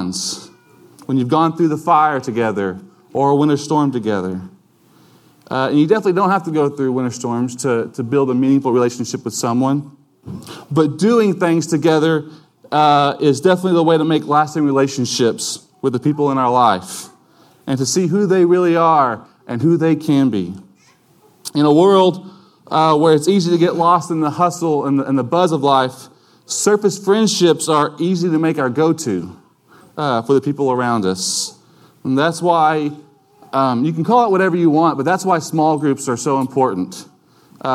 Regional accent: United States; we as American citizens

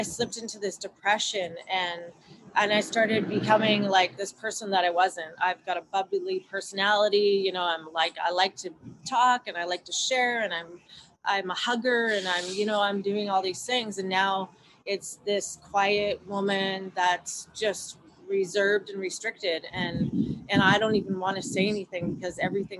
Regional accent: Vancouver, British Columbia, Canada; moved away as an adult; now in California, United States; I grew up, I was born and raised in Vancouver, BC, Canada

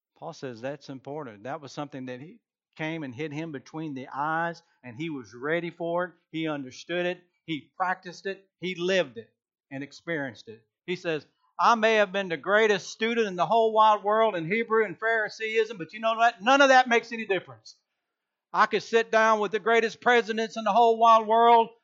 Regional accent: Georgia, United States; I am from Georgia

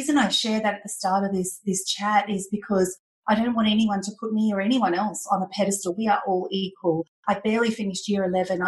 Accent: country Victoria, Australia; also born or lived in Thailand; I was raised and grew up in a farm in country Victoria from the age of 4.

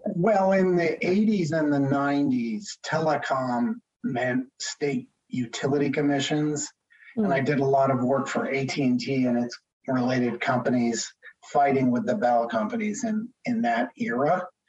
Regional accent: Connecticut, United States; moved away as an adult; also born or lived in Boston area / Maine / Washington, D.C.; now in Seattle, United States; I grew up in Connecticut

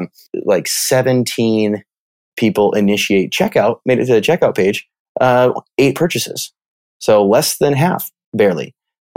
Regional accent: Midwest, United States; I'm from the Midwest. So I use the word y'all.

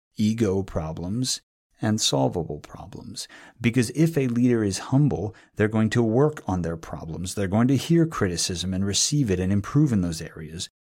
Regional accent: New England, United States; moved away; also born or lived in Northern California; I'm from New England

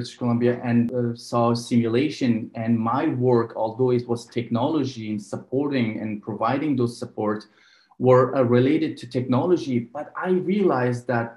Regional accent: Afghanistan; now in Vancouver, Canada; I was born in Afghanistan, so I speak the two local languages, Farsi and Pashto.

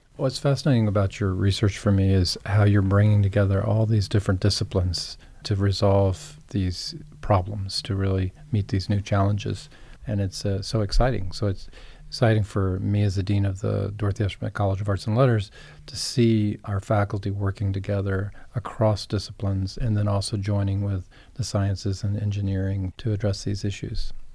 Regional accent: Beaufort, South Carolina, United States; I'm from Beaufort, South Carolina, and I had never heard of Mitchellville growing up there

